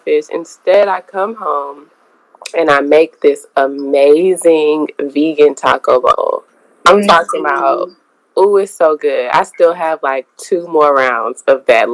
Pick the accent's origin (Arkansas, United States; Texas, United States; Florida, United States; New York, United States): Texas, United States; Houston; I am from here, so I'm always surrounded by people that are from here.